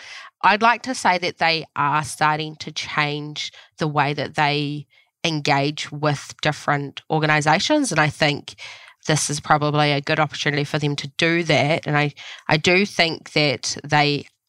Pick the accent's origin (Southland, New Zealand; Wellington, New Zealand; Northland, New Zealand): Southland, New Zealand; also born or lived in Canterbury; now in Gisborne, New Zealand; So I live here in Gisborne at the moment. I grew up down in Southland in the sheep and beef industry and sort of stumbled into dairy farming.